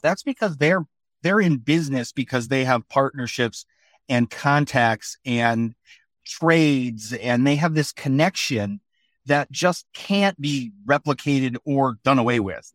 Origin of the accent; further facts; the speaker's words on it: west side of Michigan, United States; now in Philadelphia area, United States; I grew up in Michigan, on the west side of Michigan